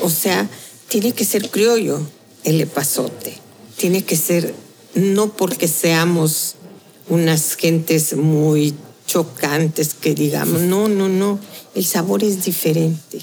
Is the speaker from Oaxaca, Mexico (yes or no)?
yes; Tehuantepec, Oaxaca, Mexico; la otra de mi tierra, es tehuana